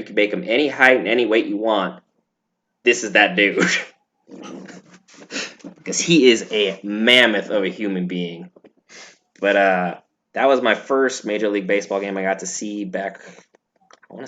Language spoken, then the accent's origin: English; Washington, United States; growing up in Washington